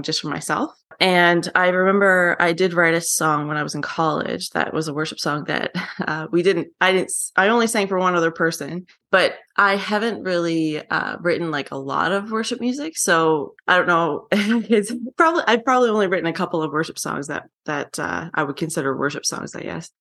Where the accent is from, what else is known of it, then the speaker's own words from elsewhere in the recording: Newfoundland and Labrador, Canada; now in Calgary, Canada; my parents are officers, and I grew up in Newfoundland